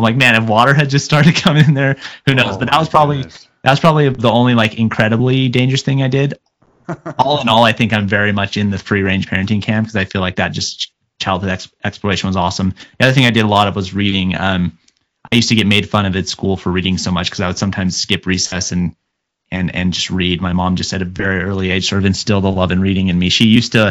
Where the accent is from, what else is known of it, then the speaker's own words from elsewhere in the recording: Mesa, Arizona, United States; also born or lived in Gilbert, Arizona; I grew up in Mesa, Arizona, until I was about 12. And then I moved kind of to a more, what was then rural Gilbert, Arizona